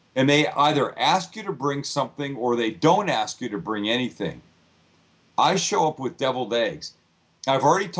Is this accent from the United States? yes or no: yes; San Diego, California, United States; I'm from San Diego